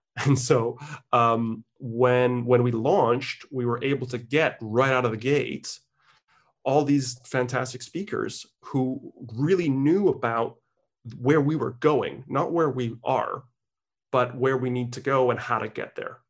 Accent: Canada; I was born in Canada

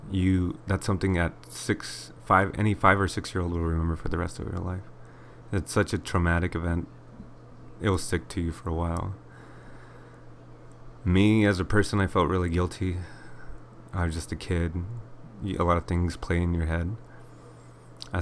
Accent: Inland Empire, Southern California, United States; I was born in 1991 in SoCal, to be specific, Inland Empire

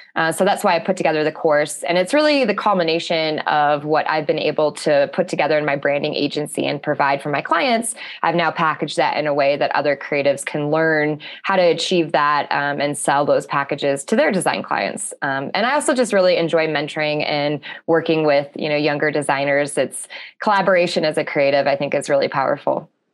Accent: Alaska, United States; I'm from Alaska

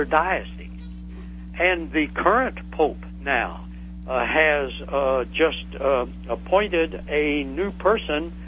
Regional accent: the Ozarks of southwestern Missouri, United States; I come from the Ozarks of southwestern Missouri, and I grew up in the Bible

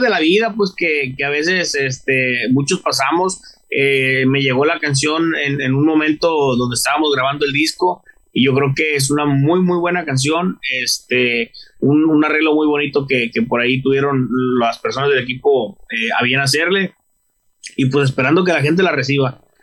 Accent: Mazatlán, Sinaloa, Mexico; de ahí de Mazatlán, Sinaloa

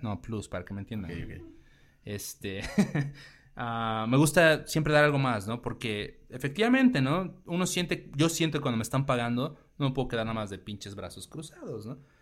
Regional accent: Mexico; como mexicanos tenemos más cosas en común

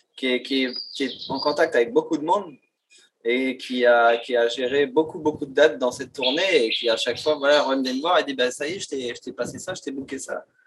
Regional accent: New Caledonia; chez nous, en Calédonie

